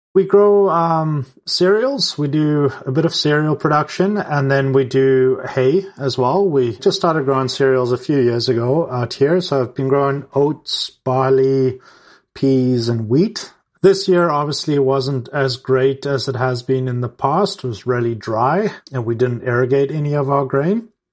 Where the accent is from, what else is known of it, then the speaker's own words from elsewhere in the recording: South Africa; moved away; growing up in South Africa as well